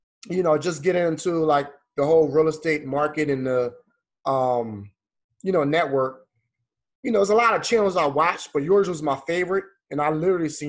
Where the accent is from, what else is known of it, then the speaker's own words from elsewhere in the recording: Philadelphia, Pennsylvania, United States; now in Atlanta, United States; I grew up in Philadelphia, moved to Atlanta.